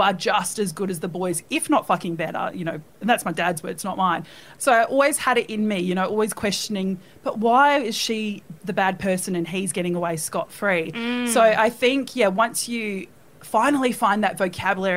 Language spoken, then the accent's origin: English; Perth, Western Australia, Australia; moved away; also born or lived in Sydney; I grew up in Scarborough Beach in Perth.